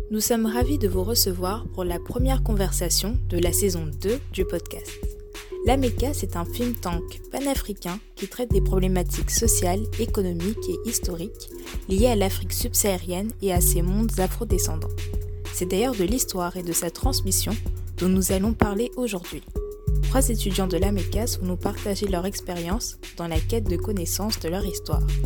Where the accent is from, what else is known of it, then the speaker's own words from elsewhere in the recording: France; j'ai 20 ans. Je suis en troisième année de licence de droit. je suis française, originaire, et mes parents sont d'origine bissau-guinéenne.